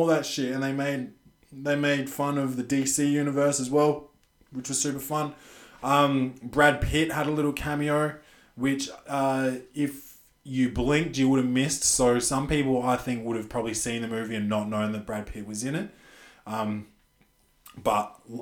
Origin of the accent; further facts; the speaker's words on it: Australia; I'm an Australian